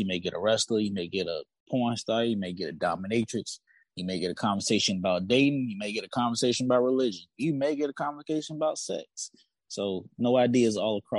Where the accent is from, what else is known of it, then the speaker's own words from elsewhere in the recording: Virginia, United States; comedian and podcaster from the 757, so I'm from Virginia